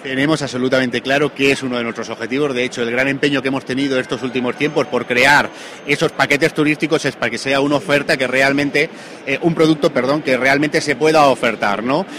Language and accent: Spanish; La Serena, Extremadura, Spain; la comarca de la Serena, por cierto, de donde yo vengo